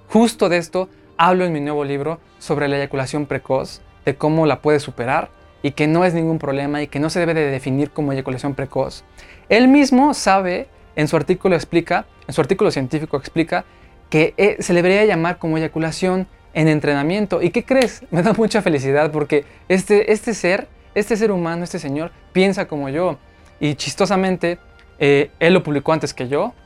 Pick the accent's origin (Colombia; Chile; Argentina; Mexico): Mexico; aquí en México, en mi país